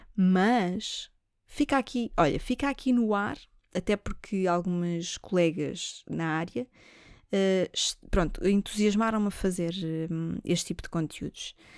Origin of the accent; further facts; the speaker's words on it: Lisbon, Portugal; Eu não sou do norte, eu nasci em Lisboa. A minha família cai é lá de cima